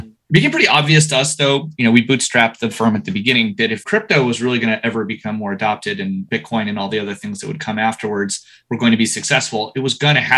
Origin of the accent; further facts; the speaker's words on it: United States; now in United Kingdom; I am half French. I am American. My dad spent 30 years in Patagonia. I've always had sort of an international upbringing.